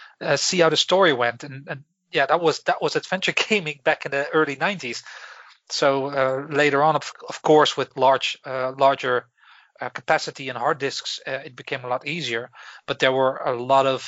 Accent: Breda, North Brabant, Netherlands; moved away as an adult; also born or lived in Belfast, United Kingdom; now in Galway, Ireland; I am originally from the Netherlands, where I lived in most of my life in a beautiful city called Breda

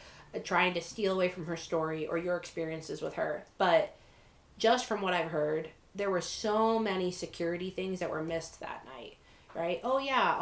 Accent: Florida, United States; moved away; also born or lived in Washington; in Florida, we stayed up

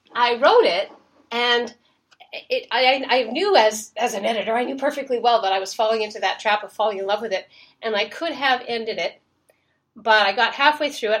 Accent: Nova Scotia, Canada; I grew up in Nova Scotia

